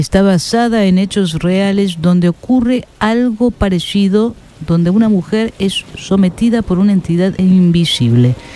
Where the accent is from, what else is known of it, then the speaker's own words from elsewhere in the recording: United States; soy eh, estadounidense